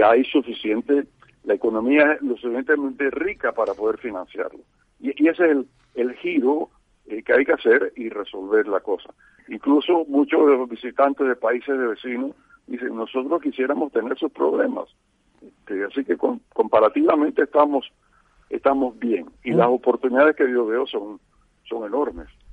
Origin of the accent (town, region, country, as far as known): Panama